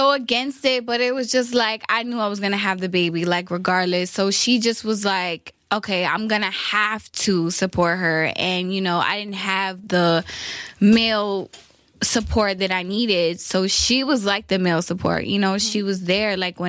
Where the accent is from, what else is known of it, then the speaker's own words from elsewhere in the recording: Brooklyn, New York, United States; Well, me, I'm 23 years old. I'm from Brooklyn, New York. I traveled around the world when I was younger.